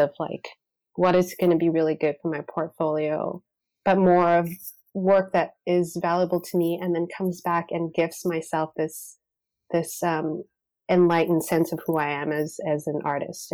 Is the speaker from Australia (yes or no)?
no; Canada; two Canadian photographers who love documentary work